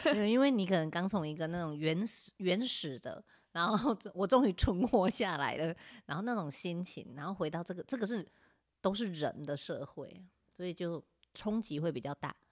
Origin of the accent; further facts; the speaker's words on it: Taiwan; 我们可能身为台湾人，我们都知道户外教育很重要，因为我们有很棒的资源，我们有海，我们有山